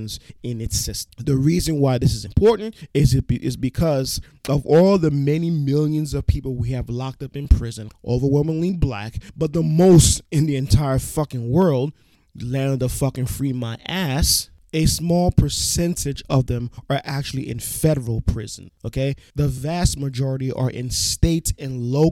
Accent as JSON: {"language": "English", "town": "New York City", "region": "New York", "country": "United States", "said": "I am from New York City, specifically Brooklyn, New York City"}